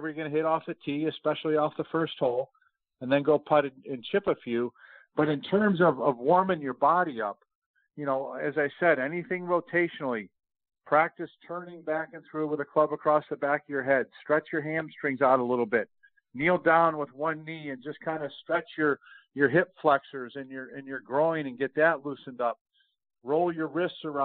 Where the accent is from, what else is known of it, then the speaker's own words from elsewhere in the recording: Rochester, New York, United States; moved away; I grew up in Rochester, New York